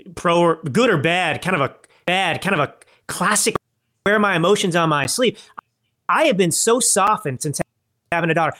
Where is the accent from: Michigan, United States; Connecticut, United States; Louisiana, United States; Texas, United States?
Texas, United States; moved away as an adult; also born or lived in Dallas / Malibu, California / New York City / Milan, Italy; I grew up in Texas